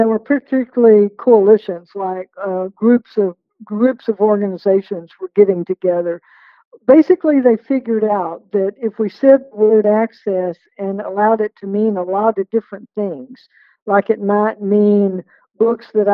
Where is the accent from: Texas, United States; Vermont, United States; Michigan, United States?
Texas, United States; West; growing up in West Texas